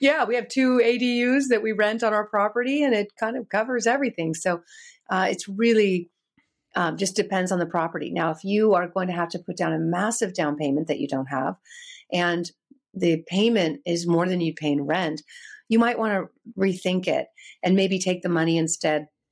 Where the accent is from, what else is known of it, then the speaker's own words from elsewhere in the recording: California, United States; I'm born and raised in California